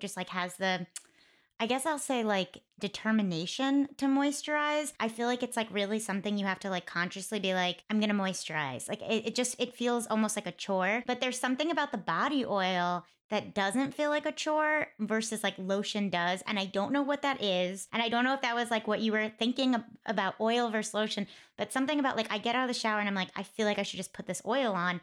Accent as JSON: {"language": "English", "town": "New York City", "region": "New York", "country": "United States", "said": "As a New Yorker"}